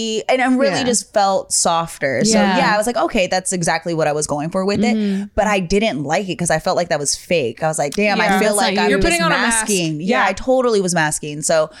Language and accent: English; Hawaii, United States; moved away; also born or lived in Bay Area, California; I grew up in a very mixed household. Like, Hawaiian style is different than Hawaiian. Hawaiian style is I was speaking like Tagalog and Japanese, Chinese, and had no idea. Like, I'm using these words regularly because that's like local style. Then I moved to the Bay Area